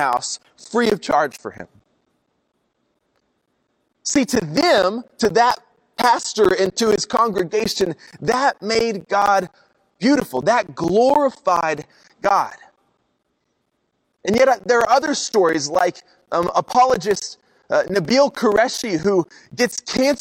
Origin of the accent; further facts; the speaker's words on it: Oklahoma, United States; I'm from Oklahoma